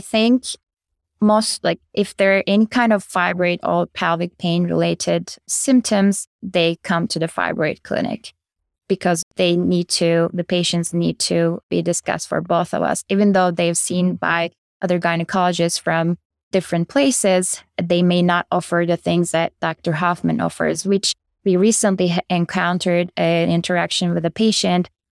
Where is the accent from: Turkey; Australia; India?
Turkey; moved away as an adult; also born or lived in Chicago, United States; now in Kentucky, United States; I am originally from Turkey. I did my medical school and residency back in Turkey